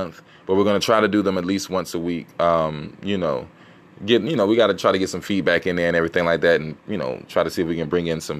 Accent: South Carolina, United States; I'm from South Carolina

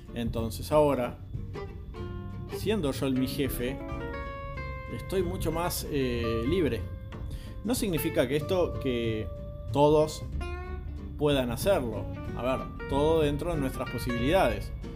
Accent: Montevideo, Uruguay; Tengo 41 años, soy de Montevideo, Uruguay

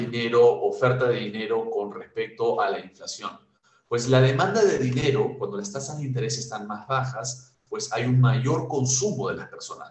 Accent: Peru; Nosotros como peruanos

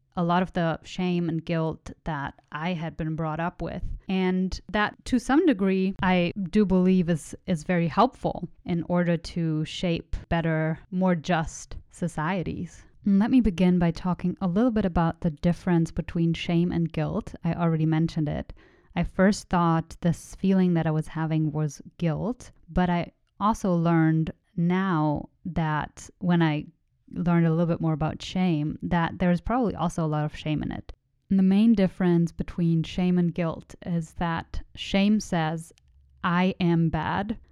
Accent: Germany; first language German; English is a second language; moved away; I was born in Germany. I was raised in Germany

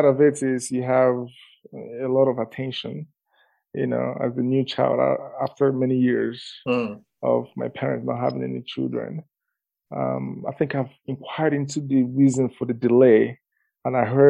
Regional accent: eastern Nigeria, Imo, Nigeria; moved away as an adult; now in Calgary, Canada; I was born in the eastern part of Nigeria, specifically Amebo in Nigeria

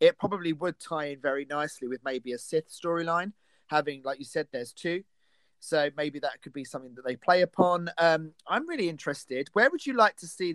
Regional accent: United Kingdom; I'm British and we are very far ahead of you in time

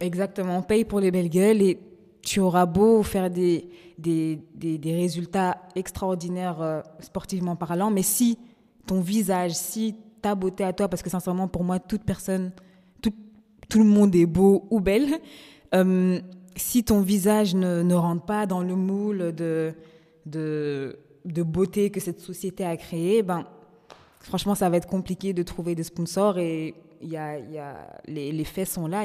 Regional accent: Brussels, Brussels-Capital Region, Belgium; je suis belge et que mais à côté de ça aussi d'origine congolaise

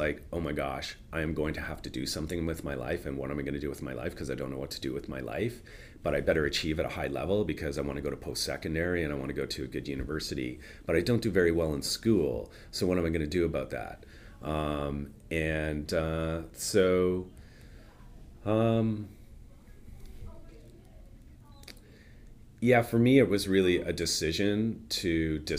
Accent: Toronto, Ontario, Canada; moved away as an adult; now in Vancouver, Canada; I grew up in Toronto. Yeah. And I came out here when I was about, I think, 25 or 26.

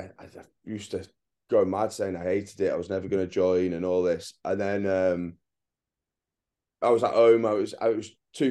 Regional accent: Germany; also born or lived in Teesside, England; I'm originally from Teesside, but my dad was a military. I was in the military, so I never actually really grew up there. I spent most of my time in Germany.

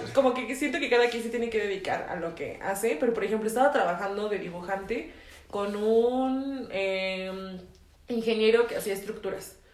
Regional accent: Mexico

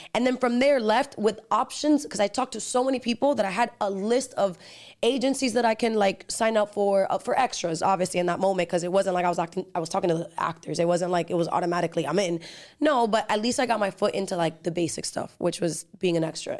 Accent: Miami, Florida, United States; accent: Dominican (in Spanish); also born or lived in New Jersey / Dominican Republic / Los Angeles; my parents moved to Miami, and then I grew up here

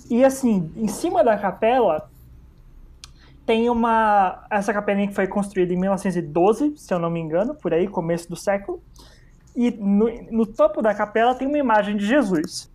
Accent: ABC Paulista, São Paulo, Brazil; eu cresci e moro no, no ABC

